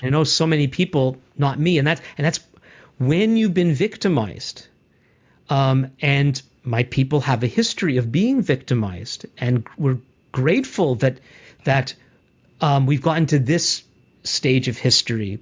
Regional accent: Montreal, Quebec, Canada; as a Jewish person myself, grew up in Montreal, mainly in a, in a in a Jewish world

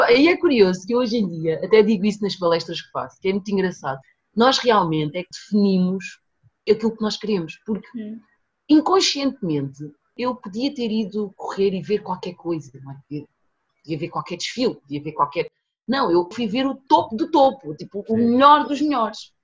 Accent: Portugal; also born or lived in São Tomé and Príncipe; nasci em Santo Tomé e Príncipe, uhum. vim para Portugal muito pequenina com os meus pais, eu tinha 4 anos

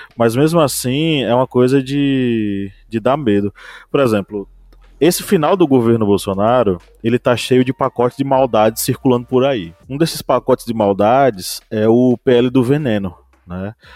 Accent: Bahia, Brazil; na Bahia, eu vou falar pela Bahia, que é minha, minha terra

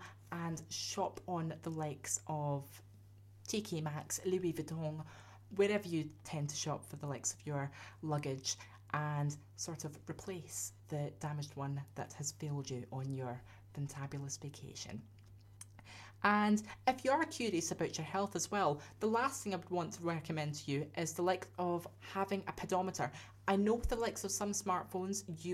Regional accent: Scotland, United Kingdom; I'm a Scotsman, I'm used to that kind of thing

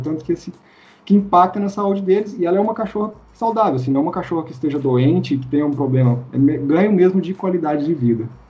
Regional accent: Minas Gerais, Brazil; sou, sou mineiro

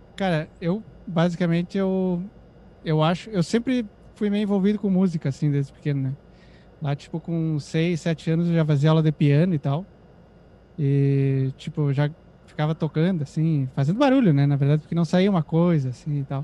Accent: Santana do Livramento, Rio Grande do Sul, Brazil; eu nasci numa cidade chamada Santana do Livramento

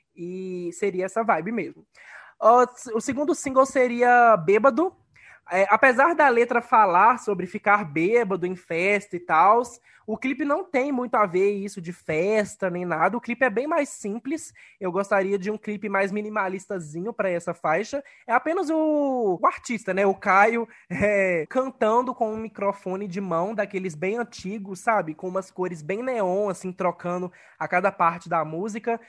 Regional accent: Ponte Nova, Minas Gerais, Brazil; o Real Hotel Glória, da minha cidade natal, em Ponte Nova

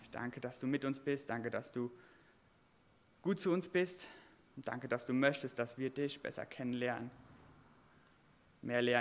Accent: Derschen, Rhineland-Palatinate, Germany; Ich komme vom Westerwald auch. Ähm, ich komme aus Derschen, ich weiß nicht, ob jemand kennt, Derschen bei Daden.

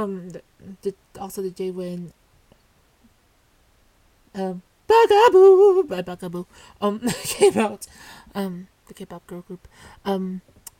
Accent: California, United States; I'm from the U.S. And I'm from California.

